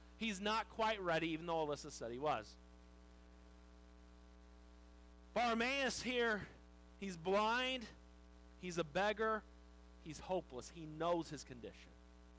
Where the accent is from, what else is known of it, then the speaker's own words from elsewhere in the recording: Wildomar, California, United States; I grew up in Wildomar. So how many of you know where Wildomar is? If you don't know where Wildomar is, I don't know. It's just a small little town down by Lake Elsinore and Marietta, and if you cough, you miss it. You go right past it. It's gotten bigger